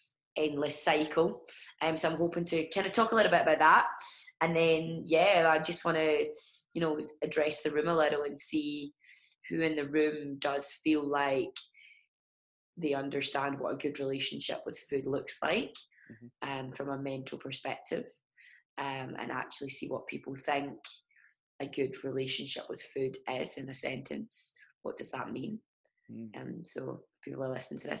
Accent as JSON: {"language": "English", "country": "Ireland", "said": "I'm Irish"}